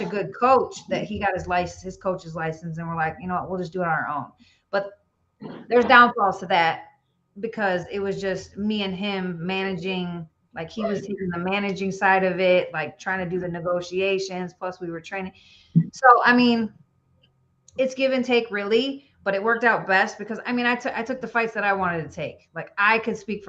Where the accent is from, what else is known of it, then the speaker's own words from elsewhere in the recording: Illinois, United States; also born or lived in Chicago; now in Tennessee, United States; I'm from Illinois originally. I live in Tennessee now